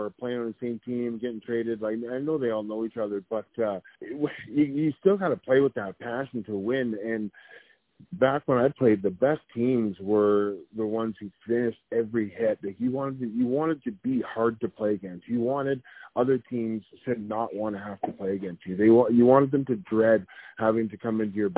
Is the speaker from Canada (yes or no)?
yes; Amherstburg, Ontario, Canada; also born or lived in Windsor, Ontario; growing up in Windsor, Ontario, Amherstburg, Ontario, Detroit was right across the border